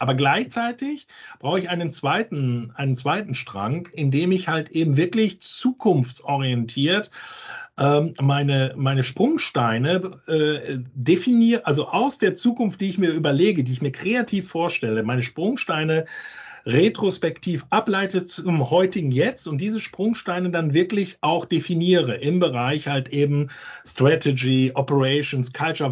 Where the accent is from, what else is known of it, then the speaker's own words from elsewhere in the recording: Hamburg, Germany; wo ich herkomme, aus Hamburg